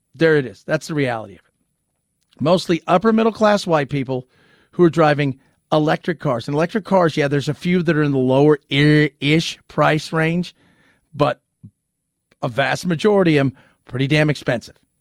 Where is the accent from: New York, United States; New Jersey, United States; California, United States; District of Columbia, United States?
California, United States; When I was a kid growing up in California